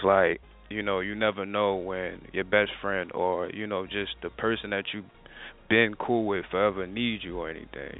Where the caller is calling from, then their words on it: New Jersey, United States; I'm calling from New Jersey